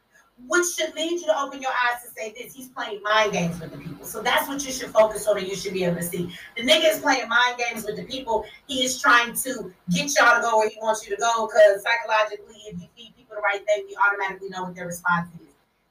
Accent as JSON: {"language": "English", "town": "Detroit", "region": "Michigan", "country": "United States", "said": "Now, first of all, I'm from Detroit."}